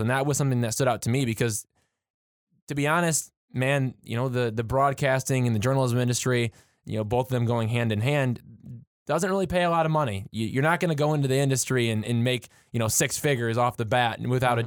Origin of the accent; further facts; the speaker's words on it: Michigan, United States; being from Michigan and, and you know me being you know a little bit closer to Detroit um, as far as my hometown goes